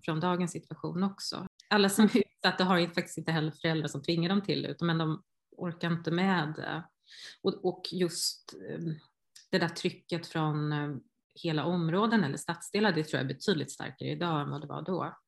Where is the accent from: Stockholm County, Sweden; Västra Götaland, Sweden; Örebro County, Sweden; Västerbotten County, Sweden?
Västra Götaland, Sweden; Hindås; jag var från Hindås